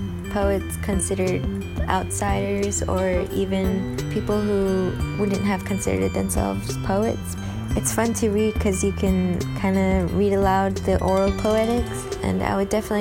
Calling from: Baltimore, Maryland, United States; calling in from Baltimore.

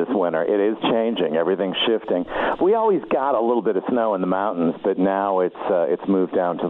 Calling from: Tucson, Arizona, United States; I am in Tucson, Arizona.

